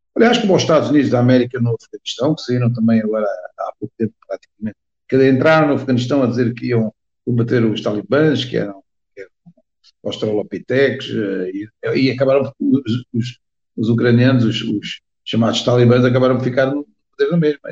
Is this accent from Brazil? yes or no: no; Portugal; also born or lived in Angola; apesar de ser portuguesa, nasci em Angola, ou seja, nasci em África, numa das ex-colónias. Meu pai foi para lá trabalhar